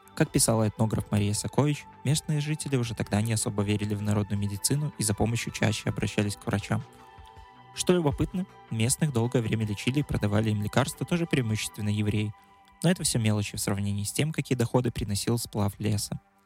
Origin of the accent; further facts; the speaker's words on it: Pinsk, Brest Region, Belarus; я сам родом из Пинска, и мне хотелось получить еще больше какой-то интересной информации о своей малой родине